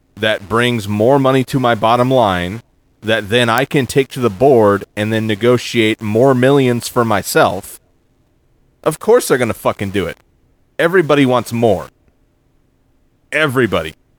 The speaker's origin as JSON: {"language": "English", "town": "Arlington", "region": "Texas", "country": "United States", "said": "I was from Arlington"}